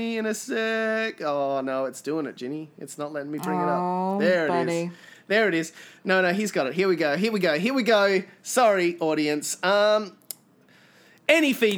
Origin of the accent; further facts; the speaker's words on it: Australia; accent: Australian; people speak my accent back at me